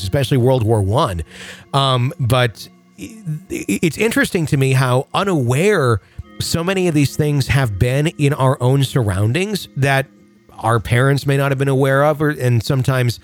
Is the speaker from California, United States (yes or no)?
no; Fond du Lac, Wisconsin, United States; my hometown